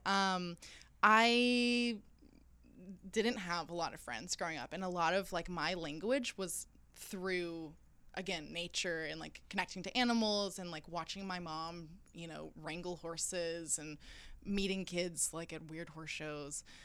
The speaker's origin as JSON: {"language": "English", "region": "rural southern Alabama", "country": "United States", "tie": "born or raised there", "also_born_or_lived": "Rome", "moved": "as an adult", "said": "growing up in Alabama, I mean, I grew up in the middle of nowhere"}